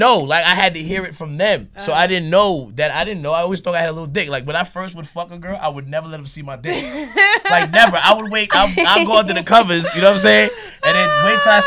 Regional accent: New York City, New York, United States; also born or lived in Queens, New York; I'm from Brooklyn, New York originally, but I've been living in Queens like half and half. So since I was 18, I've been living in Queens

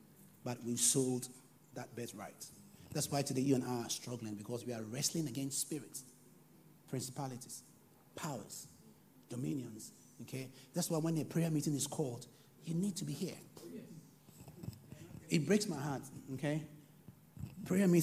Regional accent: Ghana; I come from Ghana

